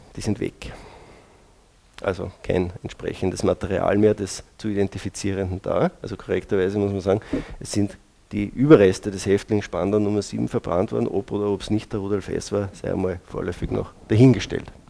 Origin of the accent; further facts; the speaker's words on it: Braunau am Inn, Upper Austria, Austria; als gebürtiger Braunauer